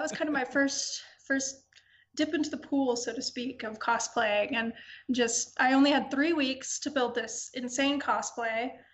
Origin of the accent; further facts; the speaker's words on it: Atlanta, Georgia, United States; moved away; I'm from Atlanta originally